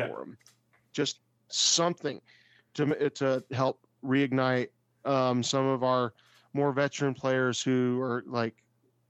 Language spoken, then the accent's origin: English; United States; I am American